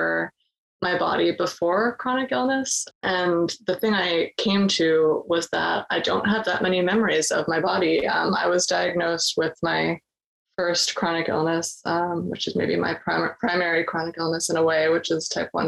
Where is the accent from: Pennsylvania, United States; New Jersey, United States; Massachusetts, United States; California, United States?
Massachusetts, United States; Boston; I'm from Boston area